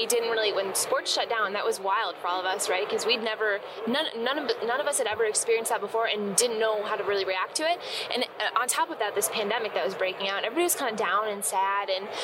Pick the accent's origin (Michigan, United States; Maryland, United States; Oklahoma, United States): Michigan, United States; now in Chicago, United States; So I'm born and raised in Michigan. Okay. Born and raised. Remember that, people, when I tell you the next thing. I'm a diehard Green Bay Packers fan living in the state of Michigan. And then just to make it a little bit worse, I moved to Chicago